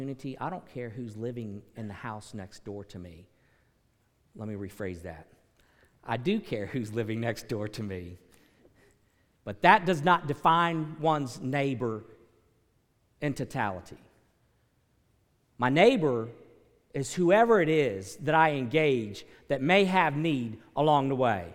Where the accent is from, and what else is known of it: United States